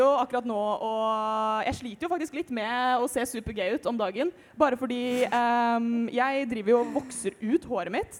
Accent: Rælingen, Akershus, Norway; Jeg er 21 år gammel fra Rælingen

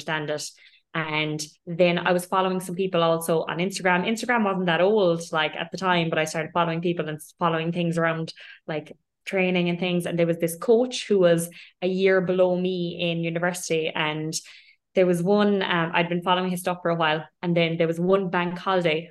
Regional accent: Ireland; moved away as an adult; also born or lived in London; now in Dubai, United Arab Emirates; I'm Irish by background. I lived most of my life in Ireland.

